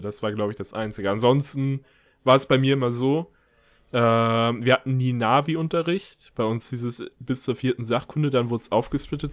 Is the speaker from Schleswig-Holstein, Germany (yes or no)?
no; Mecklenburg-Vorpommern, Germany; moved away; also born or lived in near Hanover; bei uns in Mecklenburg-Vorpommern ist oder bei denen in Mecklenburg-Vorpommern, ich wohne ja